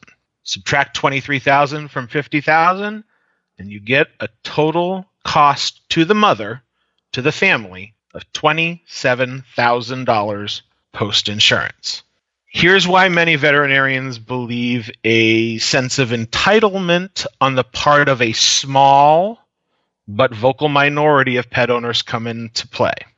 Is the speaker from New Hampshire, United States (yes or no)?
yes; New Hampshire Seacoast region, United States; moved away as an adult; also born or lived in New York City metro region / Washington, D.C. metro region; now in Omaha, United States; I'm originally from the New Hampshire Seacoast region. Most people don't know that area, so I just say about an hour north of Boston is where I was raised.